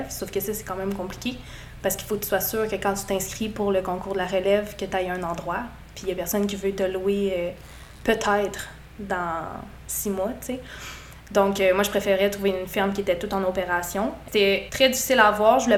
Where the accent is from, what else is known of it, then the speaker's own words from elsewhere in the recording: Quebec City, Quebec, Canada; moved away as an adult; also born or lived in St-Maurice, Quebec; now in Saint-Maurice, Canada; je viens de Québec.